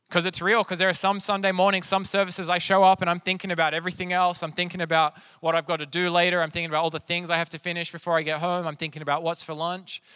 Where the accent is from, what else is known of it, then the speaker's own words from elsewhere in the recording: Sydney, New South Wales, Australia; now in Wilmington, United States; I grew up in Sydney, which is also known for its seafood